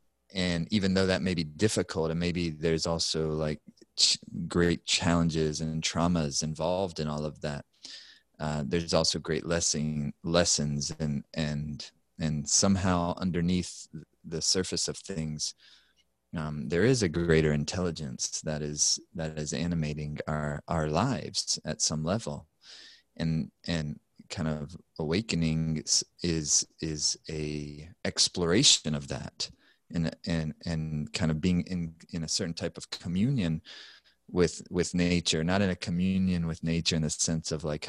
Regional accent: South Carolina, United States; I grew up in South Carolina

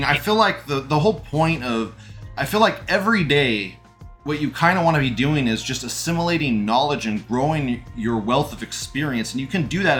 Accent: California, United States; I grew up in California, and it was very diverse

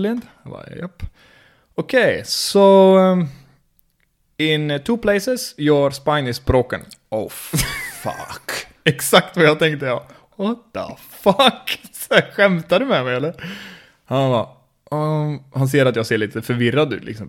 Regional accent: Skövde, Västra Götaland, Sweden; Jag är uppvuxen i Skövde, eller i Stöpen

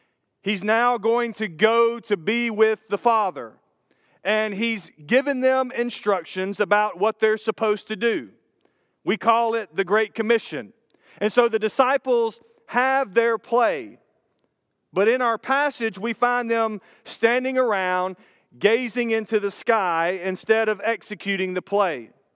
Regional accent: Brandon, Florida, United States; the day came that I was going to go drive through the town where I grew up in Brandon, Florida.

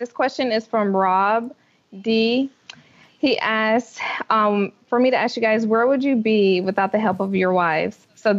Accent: North Carolina, United States; My husband's from Pennsylvania and I'm from North Carolina

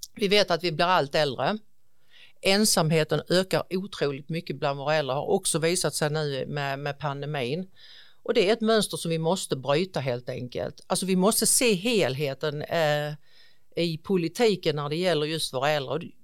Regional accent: Ausås, Skåne, Sweden; jag är faktiskt född och uppvuxen här i kommunen i en liten, liten by som heter Ausås

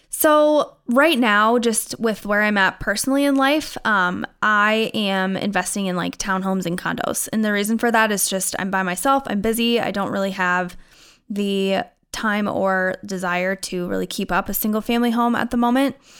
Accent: Iowa, United States; moved away as an adult; also born or lived in Minnesota; now in St. Louis Park, United States; I'm originally from Iowa, moved to Minnesota a couple years ago

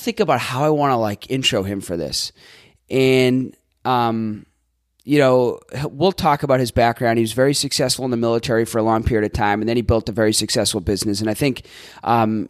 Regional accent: Boston, Massachusetts, United States; also born or lived in California; now in Tampa, United States; I'm from Boston

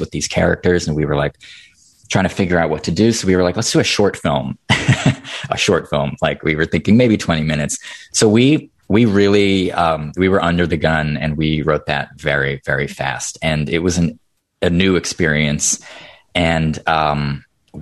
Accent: just outside Boston, near Salem, Massachusetts, United States; we're from Massachusetts, just outside Boston, right next to Salem. So we have like we grew up just sort of, you know, history is all around you. In our town

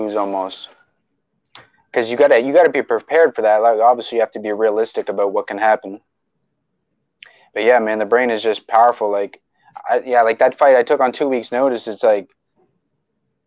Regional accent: Oromocto, New Brunswick, Canada; also born or lived in Fredericton; I grew up in Oramucto.

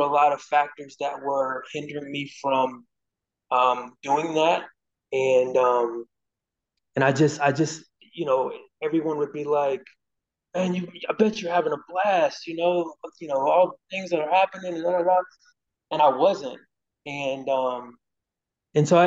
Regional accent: Cincinnati, Ohio, United States; moved away as an adult; come back home. Obviously to my hometown and cover my alma mater

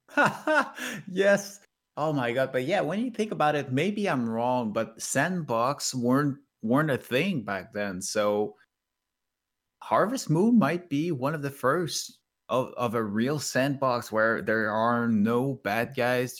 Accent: Canada; English is a second language; as a Canadian

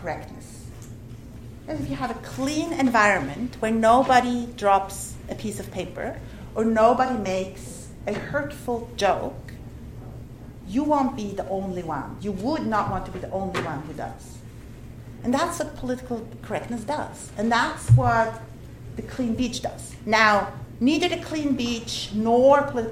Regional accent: Switzerland; moved away; my home country, Switzerland

